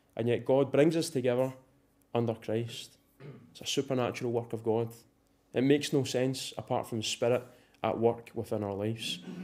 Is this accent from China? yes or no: no; Scotland, United Kingdom; if we're Scottish here this morning